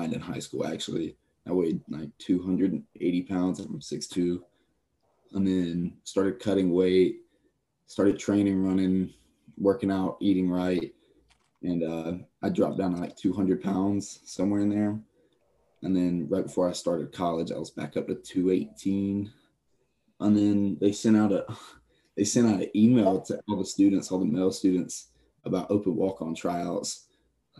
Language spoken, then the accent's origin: English; Gaffney, South Carolina, United States; I'm from Gaffney, South Carolina, so right up the road.